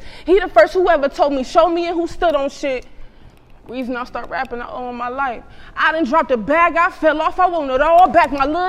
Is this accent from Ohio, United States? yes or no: yes; Cleveland, Ohio, United States; I'm from Cleveland. I grew up in the down the way Longwood area.